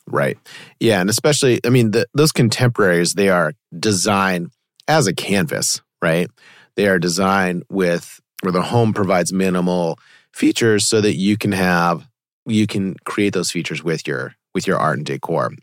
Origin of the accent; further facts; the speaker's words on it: Weston, Massachusetts, United States; I grew up in Weston, me and my siblings would go to Natick a lot because it was close